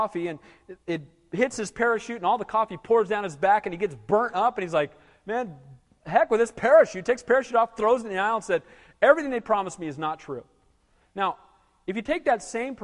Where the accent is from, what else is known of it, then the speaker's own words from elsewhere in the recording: Santa Cruz, California, United States; moved away as an adult; also born or lived in Seattle / Denver / Kansas City / Lancaster; I grew up in Santa Cruz, but I left this place for 15 years before I came back to be the pastor here.